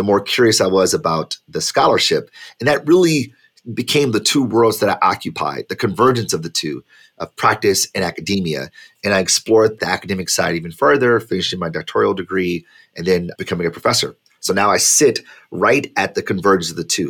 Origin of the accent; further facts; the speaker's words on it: Detroit, Michigan, United States; I'm a kid from Detroit, born and raised